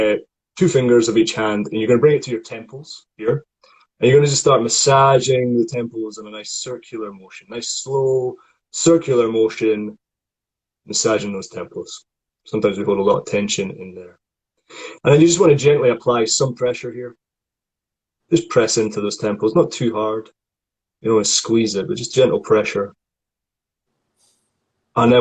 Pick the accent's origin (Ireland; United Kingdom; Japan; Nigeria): United Kingdom; Scotland; accent: Scottish